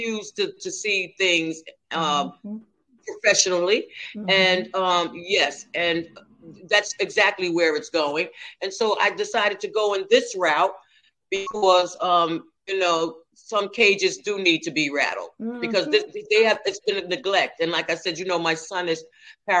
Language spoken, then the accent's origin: English; Mount Vernon, United States; also born or lived in Stamford; From Mount Vernon, you know, you remember I'm from Mount Vernon